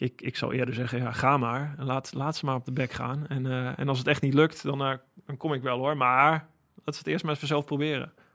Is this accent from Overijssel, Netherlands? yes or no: yes; Holten, Overijssel, Netherlands; moved away; also born or lived in Friesland; Holte, waar ik vandaan kom, in het oosten van het land